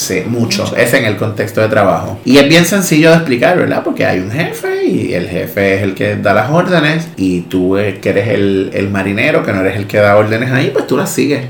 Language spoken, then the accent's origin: Spanish; Maunabo, Puerto Rico; yo soy de Maunabo